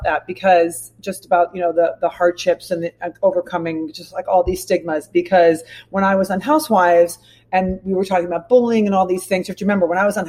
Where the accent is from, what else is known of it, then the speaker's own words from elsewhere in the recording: Rockford, Illinois, United States; And I'm from Rockford, Illinois